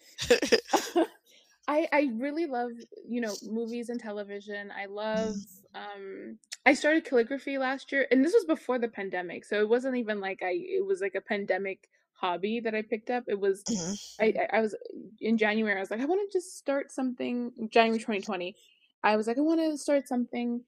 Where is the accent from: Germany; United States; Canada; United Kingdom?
Canada; as a Canadian